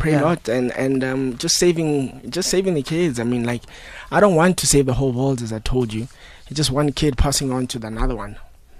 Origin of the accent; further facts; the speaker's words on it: Phalaborwa, Limpopo, South Africa; now in Johannesburg, South Africa; I'm from Phalaborwa.